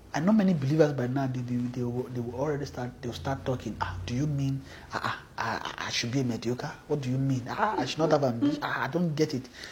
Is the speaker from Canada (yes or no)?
no; Nigeria; we came from Nigeria